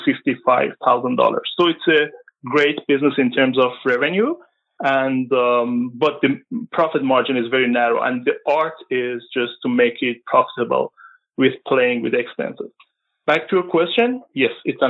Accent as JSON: {"language": "English", "country": "Iran", "also_born_or_lived": "Vancouver, Canada", "moved": "as an adult", "lives_now": "Maple, Canada", "said": "I used to be a family physician back home in Iran. And I came to Canada in 2013"}